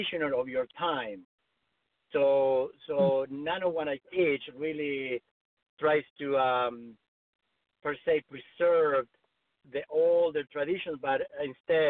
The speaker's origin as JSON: {"language": "English", "country": "Argentina", "tie": "born or raised there", "moved": "as an adult", "lives_now": "Los Angeles, United States", "said": "I grew up in Argentina, and I came to the States to study with an author"}